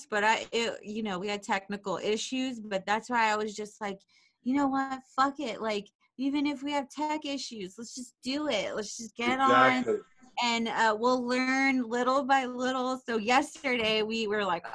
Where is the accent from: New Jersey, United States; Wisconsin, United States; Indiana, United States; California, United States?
California, United States; Riverside; moved away as an adult; now in Los Angeles, United States; I'm from Riverside